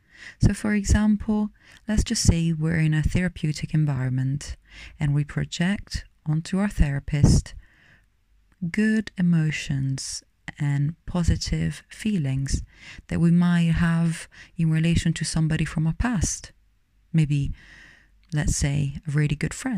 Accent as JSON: {"language": "English", "town": "Rome", "region": "Lazio", "country": "Italy", "moved": "yes", "said": "I'm originally from Rome, Italy."}